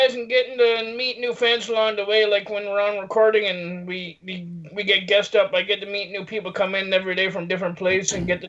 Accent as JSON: {"language": "English", "region": "Newfoundland and Labrador", "country": "Canada", "said": "Yeah, I'm from the Rock, but that's right. Newfoundland"}